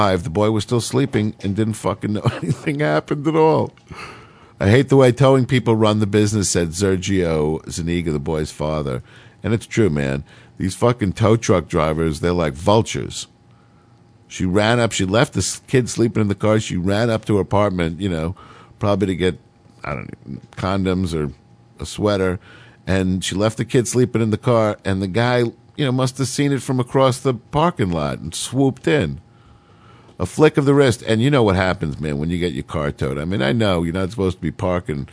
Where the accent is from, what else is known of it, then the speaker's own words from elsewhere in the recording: New York City, New York, United States; when I was growing up in New York City